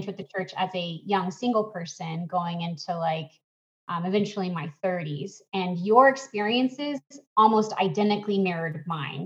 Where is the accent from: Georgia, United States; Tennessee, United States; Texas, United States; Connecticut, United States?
Georgia, United States; Atlanta; moved away; my hometown of Atlanta